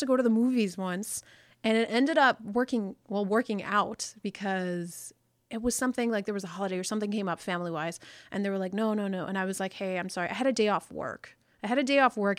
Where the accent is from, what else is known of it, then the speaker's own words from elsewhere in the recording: United States; I'm super first generation American, like super first generation is in, in the sense that like I'm the first person that was born